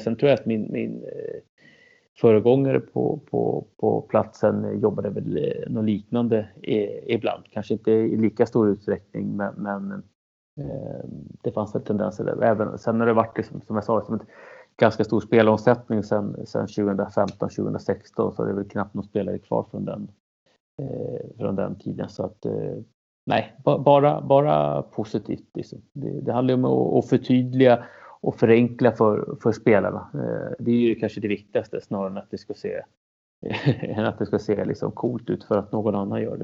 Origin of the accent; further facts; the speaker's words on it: Norrtälje, Stockholm County, Sweden; also born or lived in Chile; jag är ursprunget från Chile, kom till Sverige när jag var två, uppvuxen i Norrtälje, sju mil norr om, eh, Stockholm.